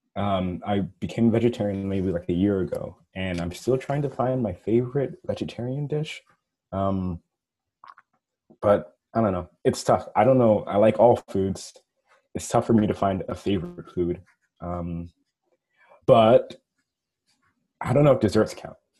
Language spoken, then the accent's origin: English; New York, United States; I'm from New York